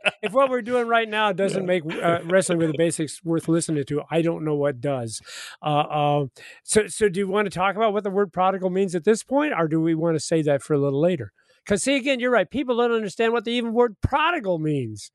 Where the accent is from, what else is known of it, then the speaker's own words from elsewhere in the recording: New Athens, Illinois, United States; I'm in my hometown of New Athens right now